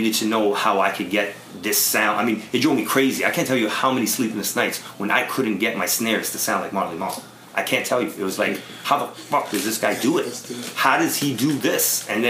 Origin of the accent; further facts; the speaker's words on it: Toronto, Ontario, Canada; I'm a kid from Toronto trying to play it cool.